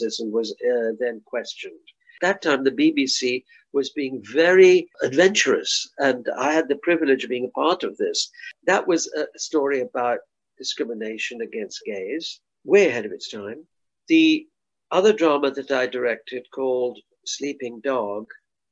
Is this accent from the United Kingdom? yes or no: yes; United Kingdom; also born or lived in India; I've been here since I was 8 years old, and I'm a British subject, a colonial